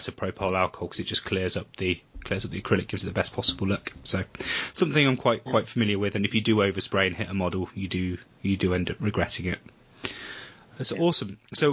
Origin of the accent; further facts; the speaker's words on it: Weymouth, South West England, United Kingdom; Weymouth, which is my hometown